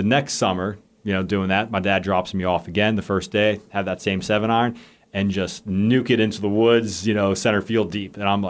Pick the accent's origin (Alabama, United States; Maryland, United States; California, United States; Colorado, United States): Maryland, United States; Bel Air; moved away as an adult; now in Blacksburg, United States; I'm from Baltimore, Maryland, originally, okay. A town called Bel Air, a little northeast of that.